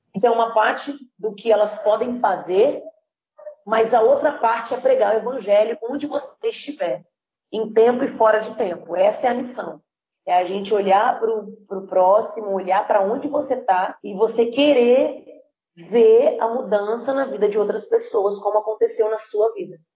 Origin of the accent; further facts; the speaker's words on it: Vitória, Espírito Santo, Brazil; moved away; sou nascida criada por um tempo em Vitória Espírito Santo